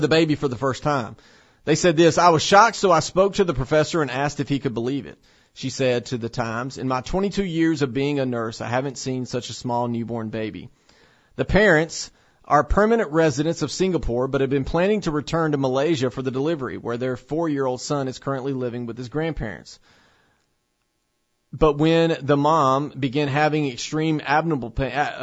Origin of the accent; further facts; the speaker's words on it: Tennessee, United States; here in my home state of Tennessee